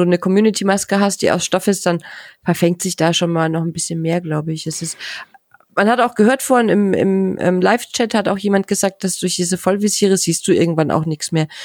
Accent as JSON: {"language": "German", "region": "Bavaria", "country": "Germany", "said": "ich komme ja aus Bayern, aus einer sehr ländlichen Gegend"}